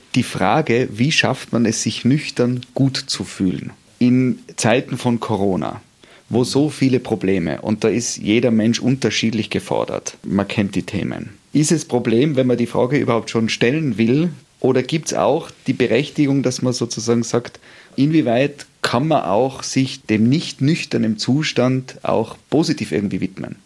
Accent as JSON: {"language": "German", "region": "Tyrol", "country": "Austria", "said": "bei uns in Tirol"}